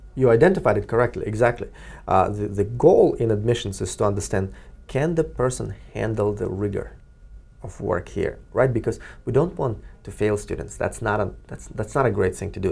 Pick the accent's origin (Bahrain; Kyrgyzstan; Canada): Kyrgyzstan; now in Cambridge, United States; Kyrgyzstan, my home country